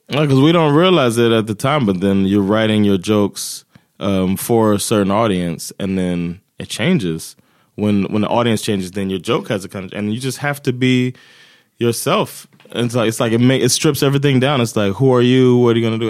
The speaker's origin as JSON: {"language": "English", "region": "Florida", "country": "United States", "also_born_or_lived": "New Jersey", "moved": "as an adult", "lives_now": "Sweden", "said": "I'm from Florida"}